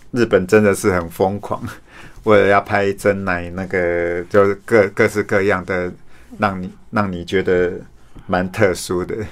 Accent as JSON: {"language": "Chinese", "town": "Su'ao", "region": "Yilan County", "country": "Taiwan", "tie": "born or raised there", "said": "我家乡是苏澳"}